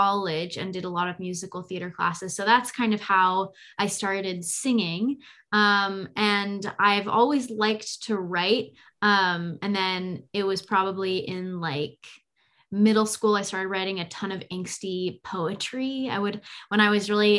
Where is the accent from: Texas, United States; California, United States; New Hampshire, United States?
California, United States; Bay Area; I'm from the Bay Area and live here now